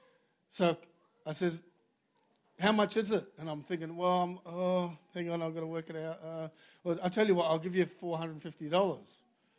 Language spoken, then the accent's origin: English; Australia; I was from Australia.